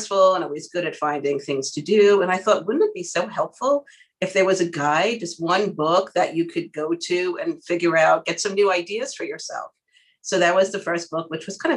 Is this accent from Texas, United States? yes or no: no; New York City, New York, United States; I'm a Queens girl. I'm a New Yorker